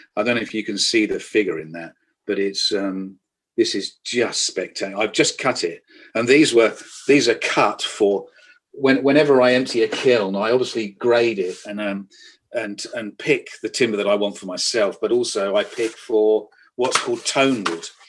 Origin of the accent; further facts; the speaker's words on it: the Fens, East of England, United Kingdom; I'm a child of the Fens. I was brought up in the Fens.